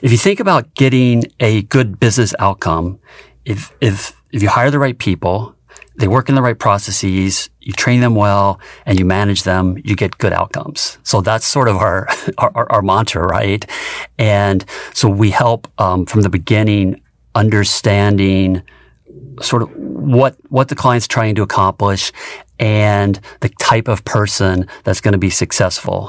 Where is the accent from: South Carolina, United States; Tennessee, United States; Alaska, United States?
Tennessee, United States; rural; moved away as an adult; I grew up in rural Tennessee on a small farm